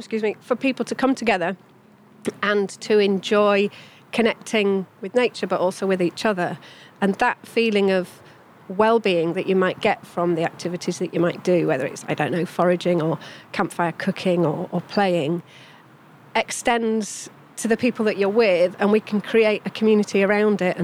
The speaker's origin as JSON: {"language": "English", "area": "Yorkshire Dales", "region": "Yorkshire and the Humber", "country": "United Kingdom", "tie": "born or raised there", "said": "I grew up in the Yorkshire Dales"}